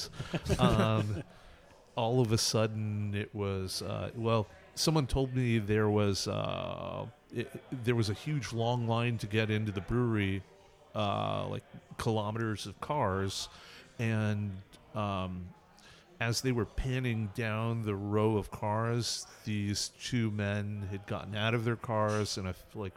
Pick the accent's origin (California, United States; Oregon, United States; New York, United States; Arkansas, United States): California, United States; California where I grew up